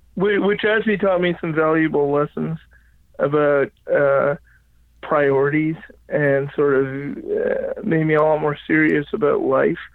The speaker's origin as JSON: {"language": "English", "town": "Regina", "region": "Saskatchewan", "country": "Canada", "tie": "born or raised there", "also_born_or_lived": "Halifax, Nova Scotia", "moved": "as an adult", "said": "I grew up in Regina, Saskatchewan. Okay. I was born and raised there"}